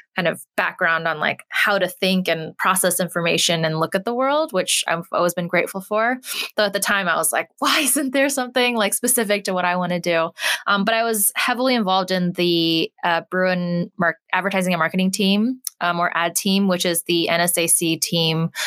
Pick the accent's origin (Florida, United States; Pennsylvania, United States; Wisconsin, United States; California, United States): California, United States; moved away as an adult; now in New York, United States; I grew up in California